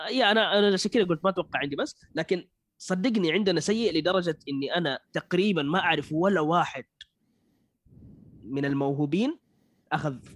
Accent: Saudi Arabia; شوف في السعوديه عندنا كثير ما شاء الله مواليد

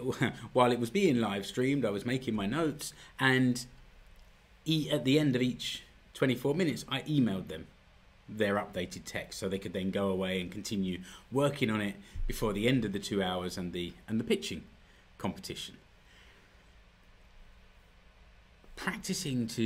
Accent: United Kingdom; moved away as an adult; now in Finland; I know I'm British

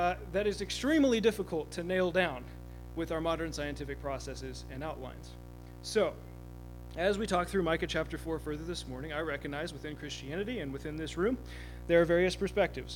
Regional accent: Kansas, United States; my home state of Kansas

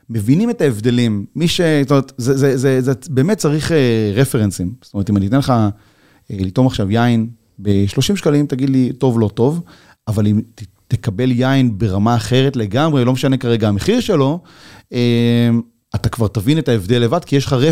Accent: Geshur, Northern District, Israel; אני מגיע מגשור, שמגדלים גם ענבים ליין, ו... ו... ואני אומר לו, רגע, שנייה, אבל זה, זה נורא יקר כל העסק הזה. אז הוא אומר לי, מאיפה אתה? אני אומר לו, מישראל.

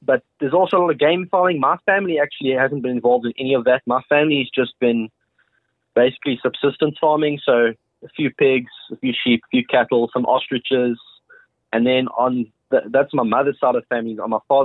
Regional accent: Port Elizabeth, Eastern Cape, South Africa; I'm born and bred in South Africa in a little, well, not little, it's actually a pretty big city called Port Elizabeth.

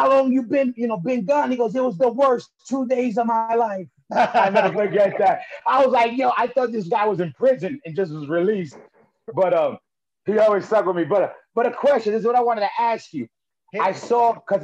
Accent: New Jersey, United States; I'm growing up Jersey, different from Ireland.

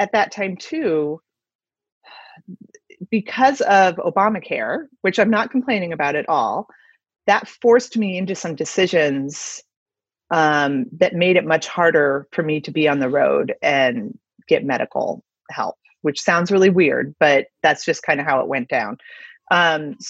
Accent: Midwest, United States; also born or lived in West Coast / East Coast / New York; now in Denver, United States; I grew up in the Midwest

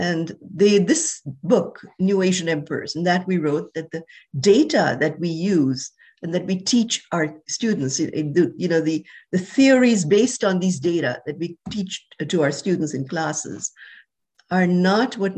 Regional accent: India; moved away as an adult; also born or lived in Wisconsin / New York; I was born in India. I grew up there

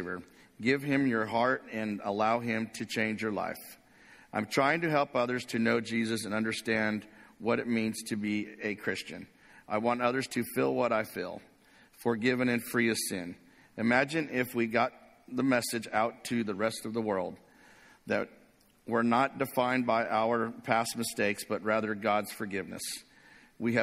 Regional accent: Corona, California, United States; I grew up in a small town in Corona, California

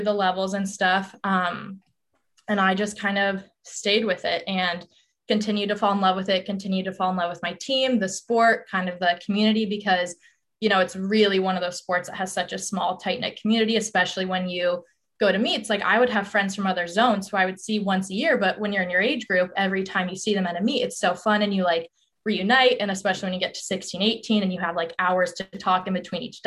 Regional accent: Colorado, United States; moved away as an adult; I'm from Colorado

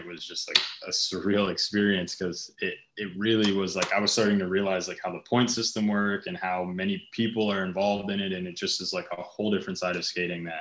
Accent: Reading, Pennsylvania, United States; now in Los Angeles, United States; I'm from Reading, Pennsylvania, but this is what I call home now

